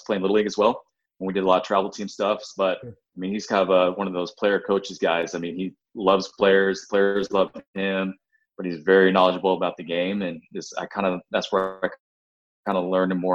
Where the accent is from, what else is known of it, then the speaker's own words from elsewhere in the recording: Baldwin City, Kansas, United States; I actually grew up in a small town in Kansas. I'm from Baldwin City, Kansas.